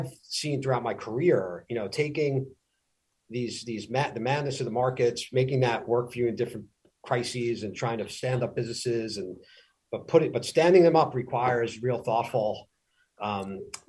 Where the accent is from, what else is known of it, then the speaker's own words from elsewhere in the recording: New York City, New York, United States; growing up on Staten Island